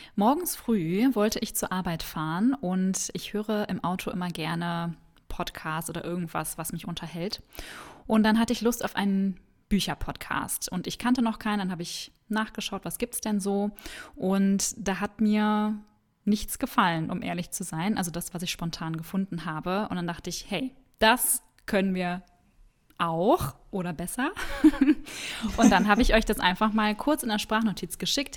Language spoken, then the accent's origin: German; Cologne, North Rhine-Westphalia, Germany; komme auch aus Köln. Ich bin auch hier geboren sogar